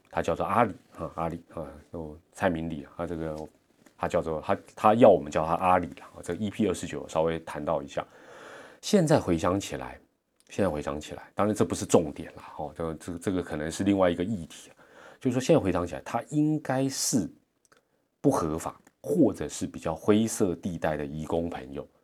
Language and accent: Chinese; Taiwan; 我们台湾人